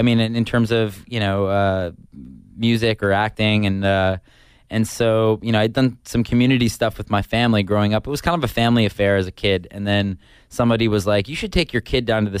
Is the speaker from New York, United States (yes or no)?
yes; suburban New York, United States; moved away; I grew up in like suburban New York, but the city was really close.